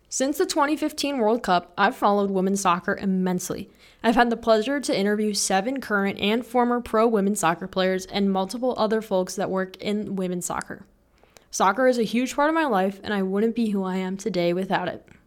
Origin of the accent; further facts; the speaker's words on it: Naperville, Illinois, United States; now in Lincoln, United States; I'm from Naperville, Illinois